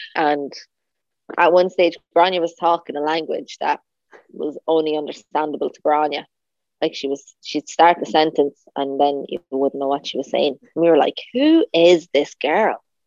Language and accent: English; Drogheda, Leinster, Ireland; I was from Drogheda